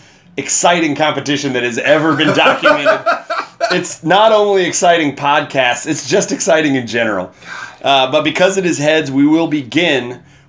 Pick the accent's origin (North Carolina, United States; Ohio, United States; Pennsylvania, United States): Ohio, United States; Cincinnati; also born or lived in Evansville, Indiana; now in Louisville, United States; I was born in Evansville, Indiana, and then I always just tell people I grew up in the Midwest because nobody wants to say Cincinnati.